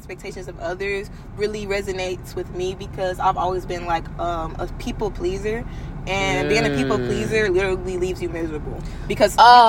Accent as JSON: {"language": "English", "town": "St. Louis", "region": "Missouri", "country": "United States", "moved": "as an adult", "lives_now": "Houston, United States", "said": "I'm from St. Louis, Missouri."}